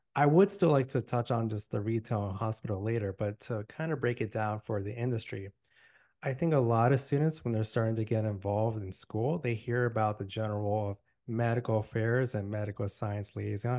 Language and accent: English; Miami, Florida, United States; now in Tampa, United States; I'm born and raised in Miami